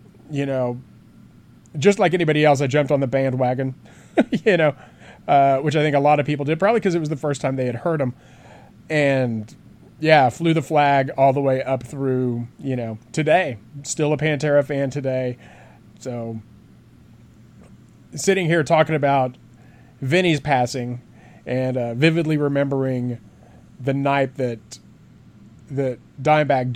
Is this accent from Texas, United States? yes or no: yes; Aledo, Texas, United States; I grew up in Aledo, which is about 12 minutes away from Joe's Garage